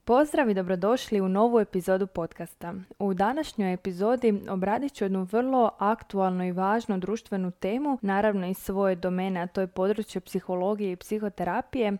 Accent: Croatia; kod nas u Hrvatskoj

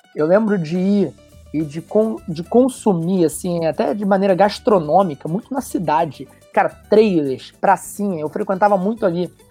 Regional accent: São Gonçalo, Rio de Janeiro, Brazil; um gonçalense nato, como eu costumo dizer nascido né, e é criado no Mutuá, com muito orgulho

